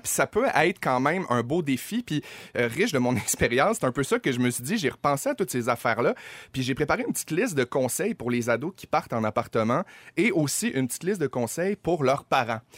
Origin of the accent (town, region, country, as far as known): Saguenay, Quebec, Canada; moved away as an adult; now in Montreal, Canada